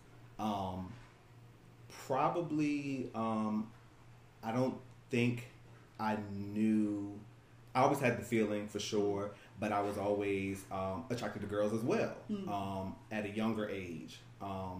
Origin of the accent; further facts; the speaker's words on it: Richmond, Virginia, United States; I'm born and raised right here in Richmond, Virginia.